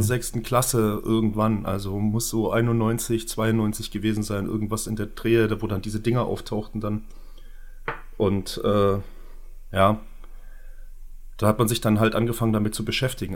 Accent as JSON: {"language": "German", "town": "Görlitz", "region": "Saxony", "country": "Germany", "said": "ich komme ja auch aus Görlitz"}